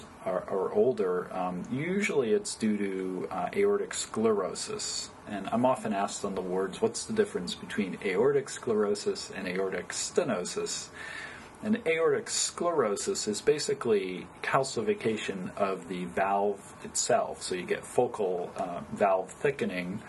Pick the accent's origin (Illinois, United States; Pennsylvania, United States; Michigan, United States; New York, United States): New York, United States; Poughkeepsie; moved away as an adult; also born or lived in Binghamton, New York / Oberlin, Ohio / Cleveland, Ohio; now in California, United States; I originally grew up in upstate New York. I was born in western New York State in Binghamton, New York, and then we moved further downstate to Poughkeepsie, New York.